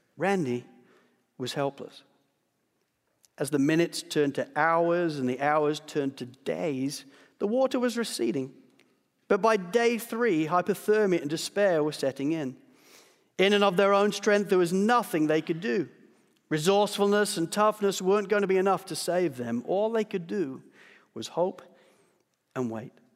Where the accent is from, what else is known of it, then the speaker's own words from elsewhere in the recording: Australia; as an Australian